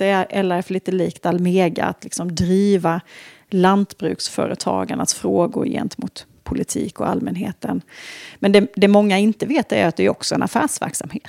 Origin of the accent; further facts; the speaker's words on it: border between Småland and Halland, Småland/Halland, Sweden; now in Stockholm, Sweden; jag är född och uppvuxen på en, en liten stenig bondgård mm. där på gränsen mellan Småland och Halland